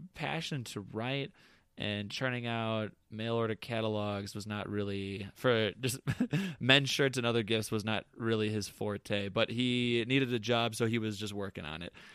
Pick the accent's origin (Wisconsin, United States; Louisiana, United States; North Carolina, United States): Wisconsin, United States; We're from Wisconsin